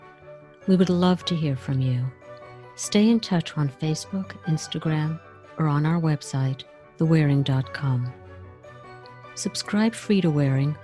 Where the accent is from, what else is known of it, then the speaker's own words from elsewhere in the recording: United States; as a Jewish woman growing up in the United States